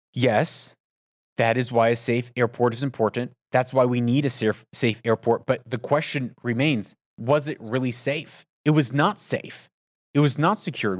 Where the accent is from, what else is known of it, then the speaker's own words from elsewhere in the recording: United States; also born or lived in Middle East; as an American